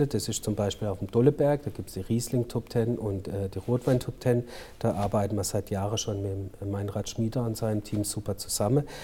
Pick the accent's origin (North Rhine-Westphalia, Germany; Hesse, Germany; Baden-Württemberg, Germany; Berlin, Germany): Baden-Württemberg, Germany; Durbach; Meine Heimat ist das Durbachtal. Ja. Ich bin hier geboren und ich sage dann immer, ich werde hier wahrscheinlich auch sterben